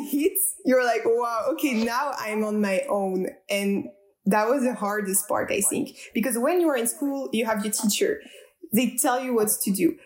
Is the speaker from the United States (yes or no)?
no; Strasbourg, Grand Est, France; I am French. I'm coming from Strasbourg, which is a city in the east side of France.